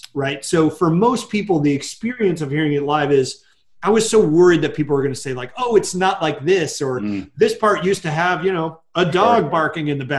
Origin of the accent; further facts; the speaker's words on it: Connecticut, United States; also born or lived in Massachusetts / Japan; I was born in Massachusetts, but I've lived in Connecticut pretty much all my life